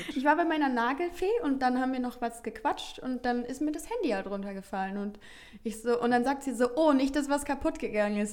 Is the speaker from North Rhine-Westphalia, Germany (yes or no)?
yes; Heinsberg, North Rhine-Westphalia, Germany; meine Heimat. Denn ich mhm. schicke mhm. ganz liebe Grüße ins beschauliche Heinsberg